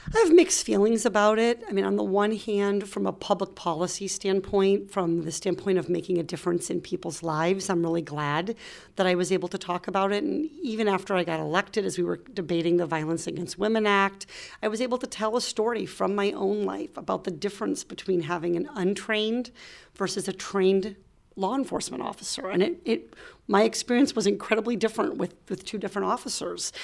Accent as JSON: {"language": "English", "region": "Iowa", "country": "United States", "tie": "born or raised there", "also_born_or_lived": "Arkansas / Orange County, California", "moved": "as an adult", "lives_now": "California, United States", "said": "I grew up in Iowa"}